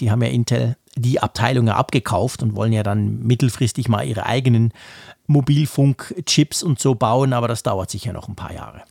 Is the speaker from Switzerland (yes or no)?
yes; Switzerland; bei uns in der Schweiz